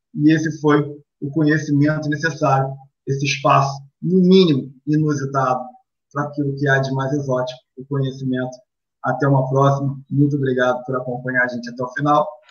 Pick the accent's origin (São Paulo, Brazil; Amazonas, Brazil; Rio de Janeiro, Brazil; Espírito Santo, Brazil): Rio de Janeiro, Brazil; fomos criados na última rua da Penha antes de se tornar Laria